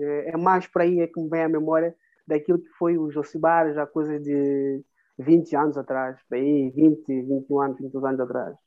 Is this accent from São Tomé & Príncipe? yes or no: yes; São Tomé, Água Grande, São Tomé & Príncipe; moved away; also born or lived in France / Portugal; sou de cidade de Água Grande, que é a capital